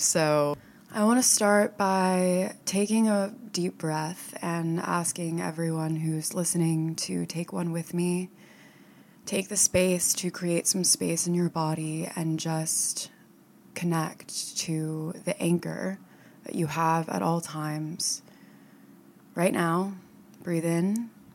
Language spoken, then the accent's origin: English; Florida, United States; moved away as an adult; also born or lived in upstate New York; now in New York City, United States; I lived in Florida and I grew up in Florida